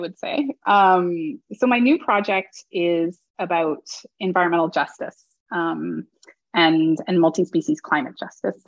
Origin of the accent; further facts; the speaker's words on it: Toronto, Ontario, Canada; I grew up in Toronto.